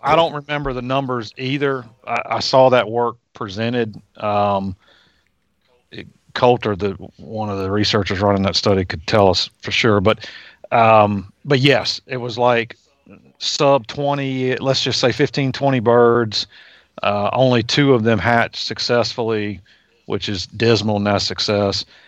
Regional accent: Virginia, United States; I grew up in Virginia

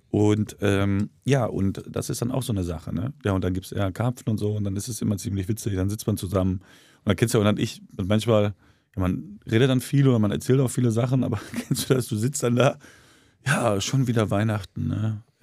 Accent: eastern Germany, Germany; Und aber ich komme aus dem Osten.

